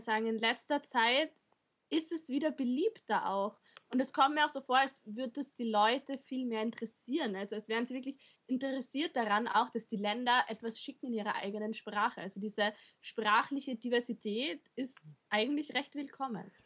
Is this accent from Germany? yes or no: no; Austria; bei uns in Österreich